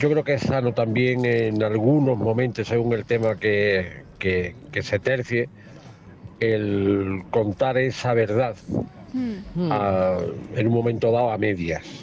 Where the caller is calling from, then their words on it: Ronda, Andalusia, Spain; de Ronda.